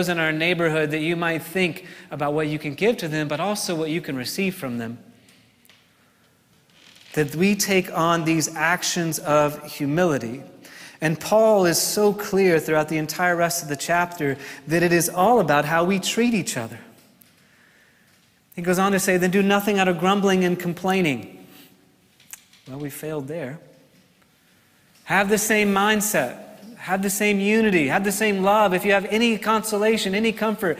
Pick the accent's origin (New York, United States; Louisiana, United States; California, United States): New York, United States; I'm from New York